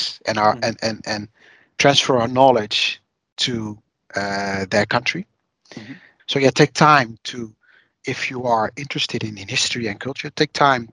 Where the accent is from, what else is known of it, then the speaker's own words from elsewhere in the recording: Rotterdam, South Holland, Netherlands; also born or lived in The Hague; now in Waddinxveen, Netherlands; I'm actually born and raised in Rotterdam, which is the big city known for its big harbor